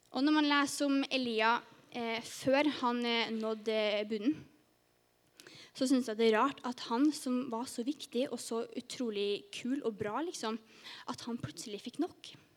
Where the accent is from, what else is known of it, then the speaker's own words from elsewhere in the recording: Trondheim, Trøndelag, Norway; moved away as an adult; also born or lived in Sørlandet; now in Farsund, Norway; kommer jeg egentlig fra Trondheim. Men eh, nå har jeg bodd på Sørlandet i ett og et halvt år